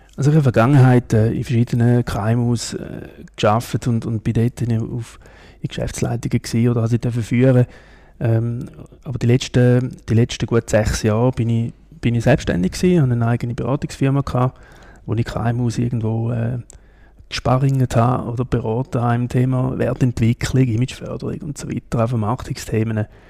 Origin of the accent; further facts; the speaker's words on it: Lake Constance region, Switzerland; also born or lived in Ticino; now in Kloten, Switzerland; Ich bin so in, in der Bodensee-Region aufgewachsen, bin ein Tessiner